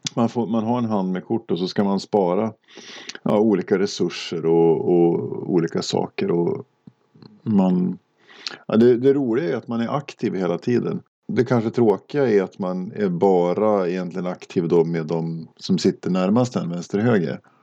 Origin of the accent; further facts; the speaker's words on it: Åre, Jämtland, Sweden; moved away; jag är uppvuxen i Åre.